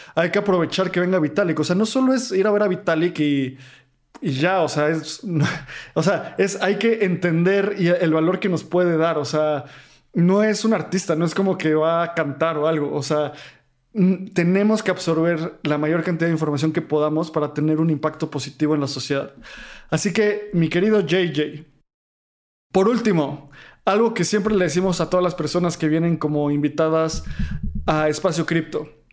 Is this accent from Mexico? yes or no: yes; Mexico; los tres somos mexicanos